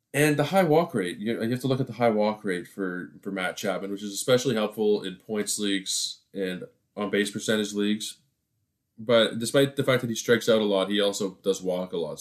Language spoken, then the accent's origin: English; Toronto, Ontario, Canada; I am from Toronto